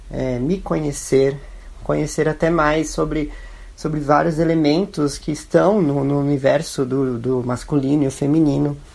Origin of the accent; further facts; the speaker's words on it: São Paulo, Brazil; tenho 25 anos, eu sou de São Paulo, branco, classe média